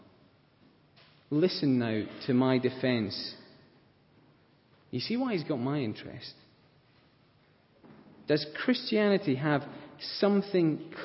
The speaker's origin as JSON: {"language": "English", "region": "Scotland", "country": "United Kingdom", "said": "I like being Scottish"}